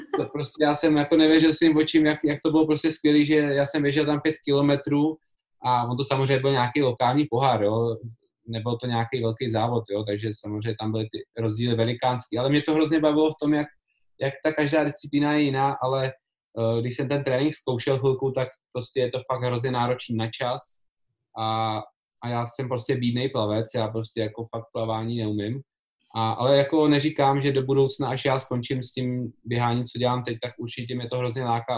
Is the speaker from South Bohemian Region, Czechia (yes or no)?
yes; České Budějovice, South Bohemian Region, Czechia; já jsem z Budějic